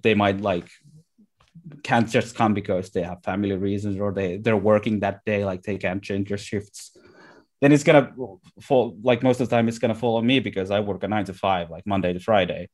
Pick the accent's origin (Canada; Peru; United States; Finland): Finland; Lahti, Päijät-Häme; my hometown of Lahti